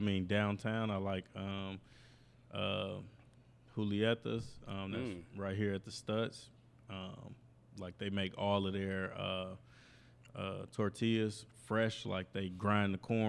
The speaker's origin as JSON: {"language": "English", "region": "Indiana", "country": "United States", "moved": "yes", "said": "when I moved out here in 2011 from Northwest Indiana, just seeing different stuff"}